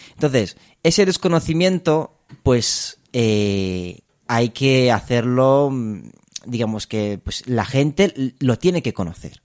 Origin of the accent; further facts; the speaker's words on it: Romania; also born or lived in Spain; now in Madrid, Spain; yo soy, soy de Rumanía. Em, me vine ya hace, hace muchos años a España